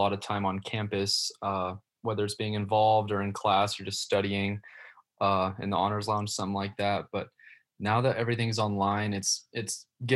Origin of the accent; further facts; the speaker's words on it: Austin, Texas, United States; moved away as an adult; now in Arkansas, United States; I'm from Austin, Texas.